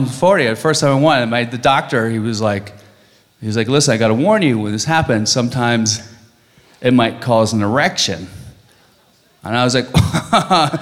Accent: Virginia, United States; moved away; I'm from Virginia, right? People back there are kind of ignorant.

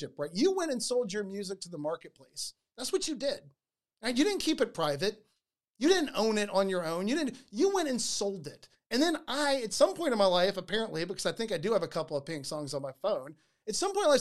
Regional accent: United States; I'm an American

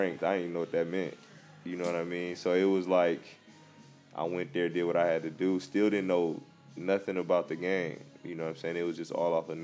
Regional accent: Compton, California, United States; I'm from Compton, and my grandma had foster kids and adopted kids

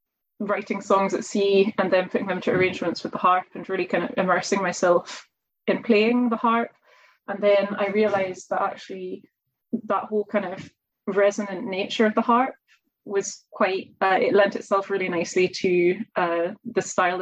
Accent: Edinburgh, Scotland, United Kingdom; I grew up in Edinburgh

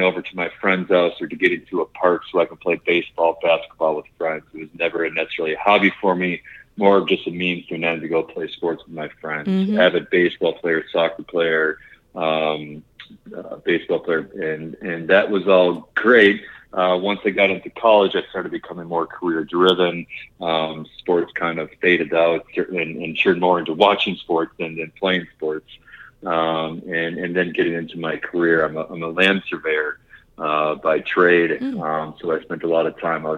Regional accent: Minneapolis, Minnesota, United States; moved away as an adult; now in Lititz, United States; I wasn't born and raised in Minneapolis area.

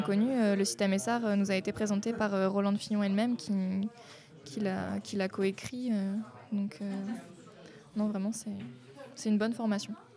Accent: Hauts-de-France, France; moved away; je viens du nord de la France, je peux pas être plus au nord

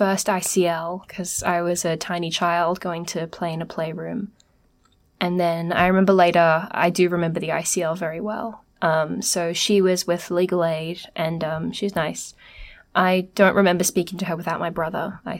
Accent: Sydney, New South Wales, Australia; We lived, I grew up in the Greater West, so it was a big deal to go to Parramatta, and we got dressed up and caught the train.

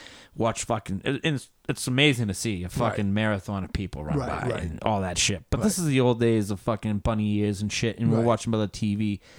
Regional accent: Hopkinton, Massachusetts, United States; I grew up in Hopkinton.

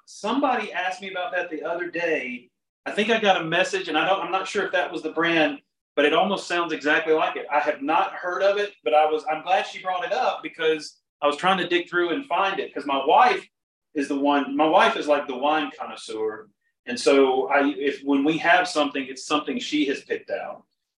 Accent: the South, United States; growing up in the South, it's very hot and humid

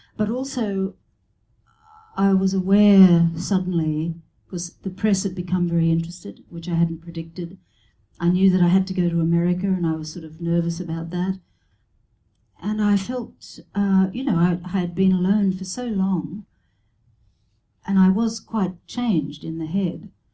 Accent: Brisbane, Queensland, Australia; moved away as an adult; also born or lived in Sydney; I had been living in Sydney and I went back to my hometown in Brisbane

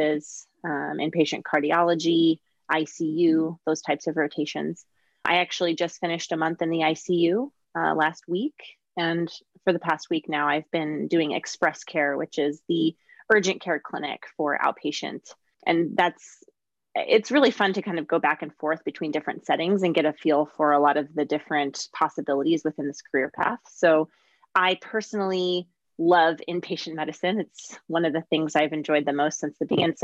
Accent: Southern California, United States; also born or lived in Geneva, Switzerland / Palos Verdes, California; I grew up mostly in Southern California and spent a couple of years actually in Geneva and Switzerland in kindergarten and in fourth grade

